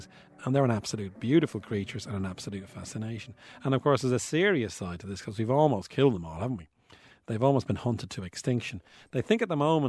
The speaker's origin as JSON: {"language": "English", "town": "Bray", "region": "County Wicklow", "country": "Ireland", "said": "I'm from Bray, County Wicklow"}